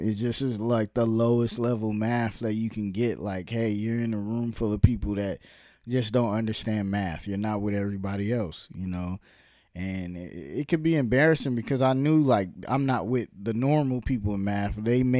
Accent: Brooklyn, New York, United States; also born or lived in Harlem / Virginia / New Jersey; I was born in Brooklyn, lived in Brooklyn, then lived in Harlem, then lived in Virginia, then lived in New Jersey, then lived back in Virginia

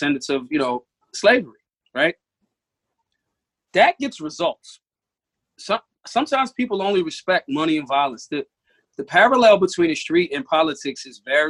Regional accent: Philadelphia, Pennsylvania, United States; I'm hood. I'm from North Philly.

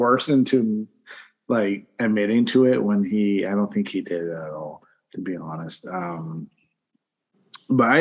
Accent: Pennsylvania, United States; I'm from Pennsylvania.

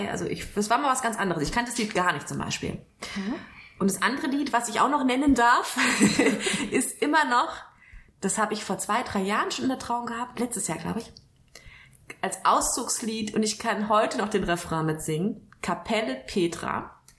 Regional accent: Kelkheim, Hesse, Germany; Ja, ich komme aus Kelkheim. Ich glaube, das ist mittlerweile bekannt. Aus dem schönen Main-Taunus-Kreis.

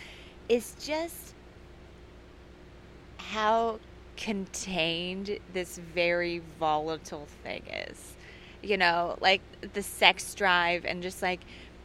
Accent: Kansas City, Missouri, United States; I remember, so I'm from Kansas City, Missouri.

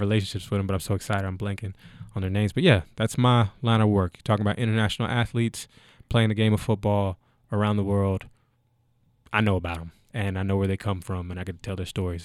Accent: Frankfort, Kentucky, United States; moved away as an adult; also born or lived in Canada / Germany / Austria; I'm originally from Frankfort, Kentucky

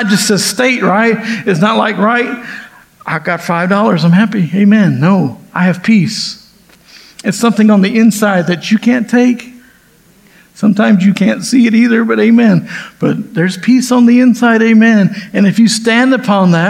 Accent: the South, United States; also born or lived in California; I've been in the South ever since

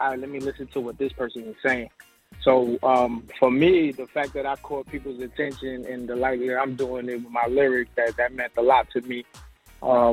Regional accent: New York City, New York, United States; now in Atlanta, United States; Originally from New York, BX Borough

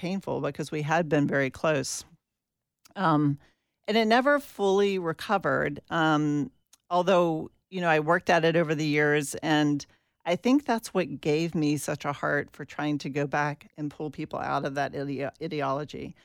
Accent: Atlanta, Georgia, United States; I grew up in Atlanta, Georgia

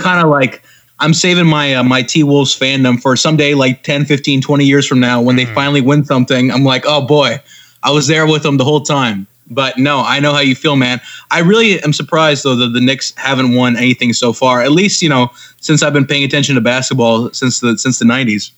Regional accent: Pakistan; moved away; I grew up in Pakistan

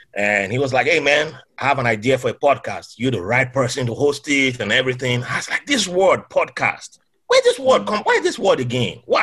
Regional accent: Nigeria; moved away as an adult; also born or lived in Bahrain; now in United States; growing up in Nigeria

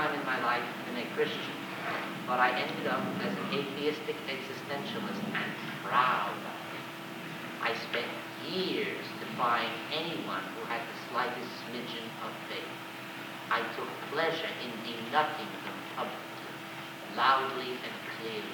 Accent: United States; I'm an American. I was raised on individualism and self-reliance.

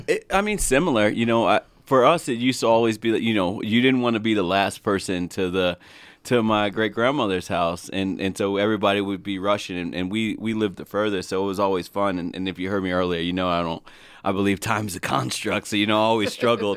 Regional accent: New Jersey, United States; moved away; while we grew up in Jersey, we stem from down south in North Carolina

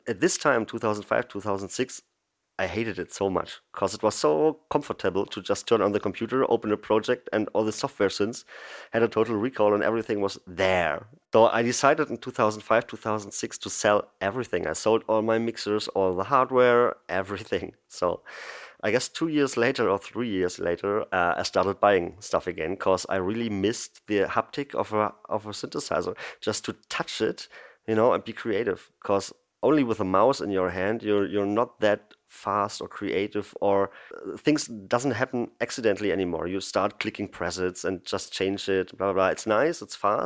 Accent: Berlin, Germany; I'm from Berlin in Germany. I'm born here, live here

